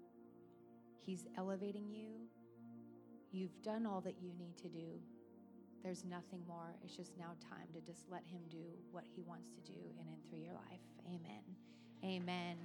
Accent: Oregon, United States; growing up in Oregon

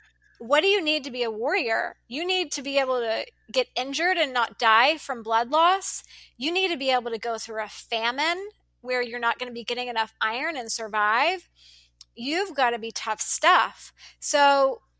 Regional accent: United States; also born or lived in Dallas, Texas; I'm an American

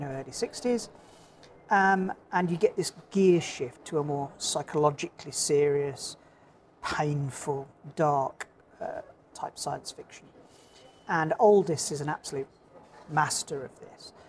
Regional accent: Dark Peak, Derbyshire, East Midlands, United Kingdom; also born or lived in Birmingham; now in Norfolk, United Kingdom; I'm a native of uh, Birmingham originally, um, and then I grew up in the Dark Peak in Derbyshire

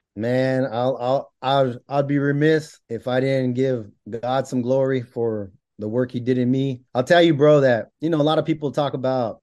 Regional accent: Bakersfield, California, United States; born and raised in California

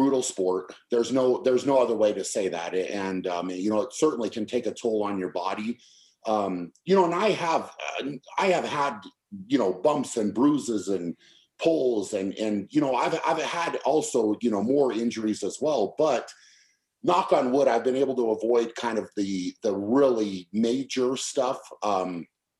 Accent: United States; being an American

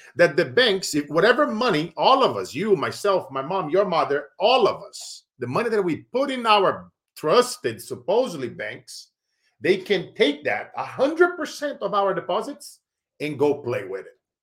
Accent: Brazil; now in Silicon Valley, United States; I grew up in Brazil

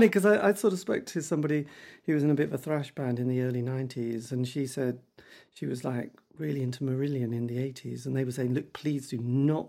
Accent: East Anglia, East of England, United Kingdom; because I come from the East Anglian region

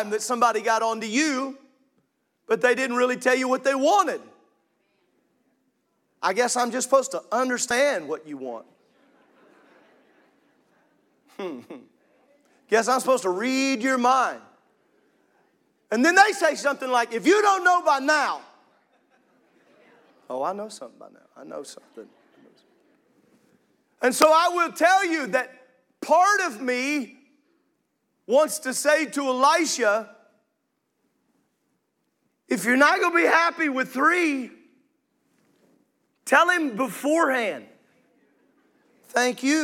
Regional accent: Illinois, United States; I grew up in Illinois

